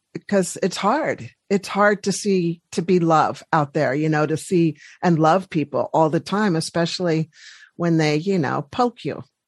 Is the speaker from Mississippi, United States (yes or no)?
no; Washington, District of Columbia, United States; we're both from the East Coast and the Washington D.C. area